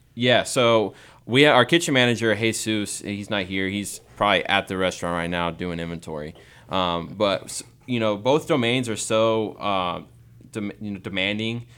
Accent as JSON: {"language": "English", "region": "Texas", "country": "United States", "tie": "born or raised there", "said": "growing up in Texas"}